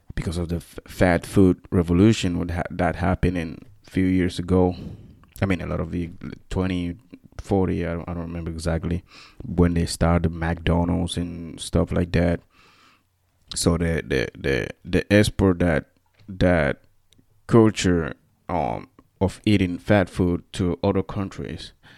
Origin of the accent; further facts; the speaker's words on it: Equatorial Guinea; first language Spanish; English is a second language; moved away as an adult; now in United States; I'm from, uh, Equatorial Guinea.